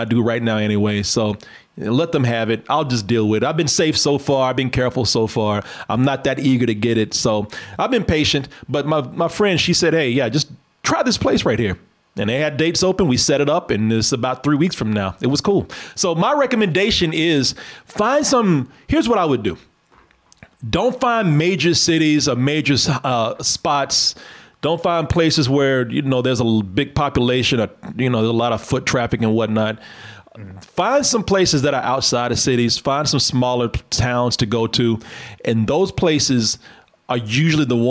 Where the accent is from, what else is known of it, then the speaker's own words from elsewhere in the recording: Waco, Texas, United States; my hometown of Waco